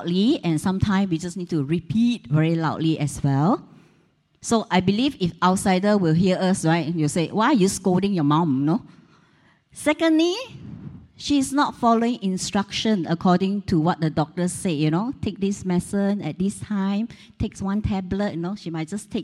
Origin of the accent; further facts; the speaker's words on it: Taiping, Perak, Malaysia; born or raised there; moved away